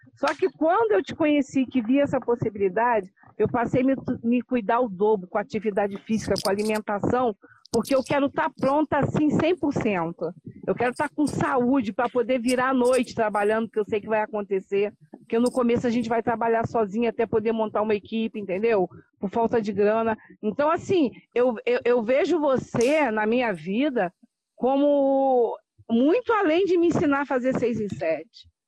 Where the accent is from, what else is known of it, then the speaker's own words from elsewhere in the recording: Teresópolis, Rio de Janeiro, Brazil; now in Guapimirim, Brazil; Eu sou do Rio de Janeiro, moro num município chamado Guapimirim, que fica antes de Teresópolis, mas eu sou teresopolitana